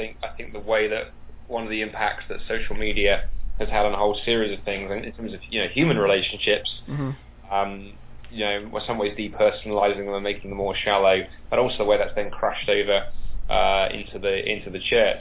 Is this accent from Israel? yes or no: no; England, United Kingdom; I'm very English.